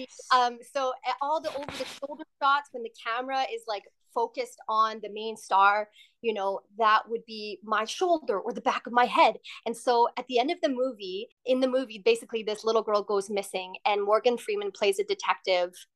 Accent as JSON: {"language": "English", "town": "Surrey", "region": "British Columbia", "country": "Canada", "tie": "born or raised there", "also_born_or_lived": "Burnaby, British Columbia", "lives_now": "Vancouver, Canada", "said": "I was born in Burnaby, BC, and grew up in Surrey with my brother Marco"}